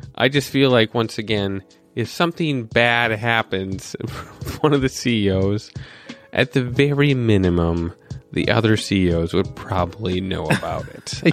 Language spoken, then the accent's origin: English; North Dakota, United States; I was born in North Dakota